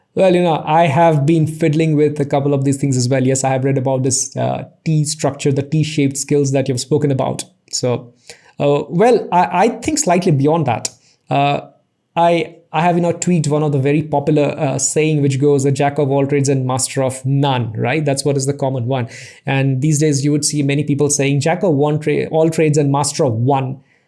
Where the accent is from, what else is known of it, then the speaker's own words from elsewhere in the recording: Assam, India; I was born and raised in Assam, you know, one small town out there